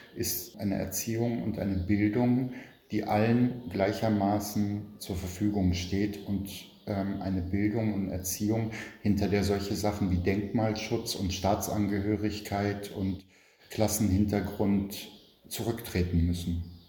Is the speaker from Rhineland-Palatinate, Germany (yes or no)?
no; Berlin, Germany; born or raised there